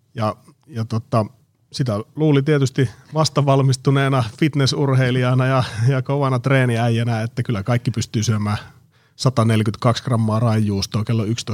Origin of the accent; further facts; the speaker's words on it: Oulu, North Ostrobothnia, Finland; moved away as an adult; now in Espoo, Finland; mä oon kotosi Oulusta. Se oli vuosituhannen alussa, kun mä muutin, muutin Oulusta pääkaupunkiseudulle